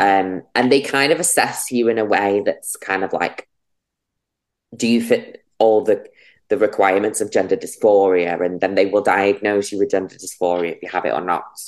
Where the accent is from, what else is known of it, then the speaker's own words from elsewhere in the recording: Runcorn, North West England, United Kingdom; moved away as an adult; also born or lived in London; now in Manchester, United Kingdom; I grew up in Runcorn and Frodsham.